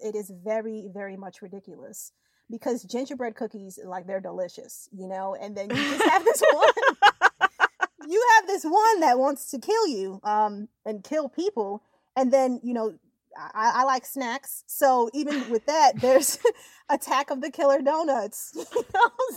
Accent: Yonkers, New York, United States; I'm actually from Yonkers, New York, and Yonkers is like right near the Bronx.

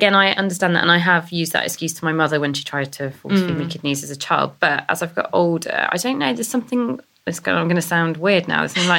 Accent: the Cotswolds, South West England, United Kingdom; I'm from the Cotswolds

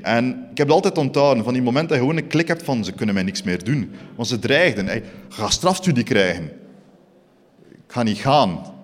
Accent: Eeklo, Flanders, Belgium; also born or lived in Ghent; ik kom origineel van Eeklo

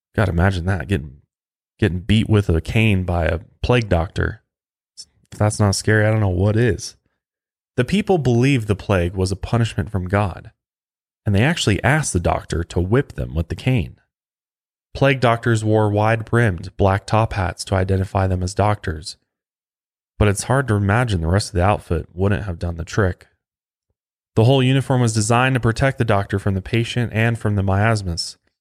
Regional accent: Colorado, United States; right here in my home state of Colorado

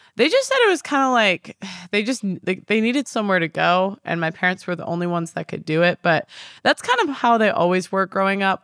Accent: Chicago, Illinois, United States; moved away as an adult; now in London, United Kingdom; I'm from Chicago originally, the suburbs

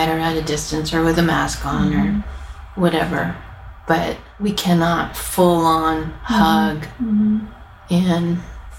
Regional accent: Yuba City, California, United States; moved away as an adult; now in Nashville, United States; these are women who I grew up with in California, in our little hometown of Yuba City in Northern California.

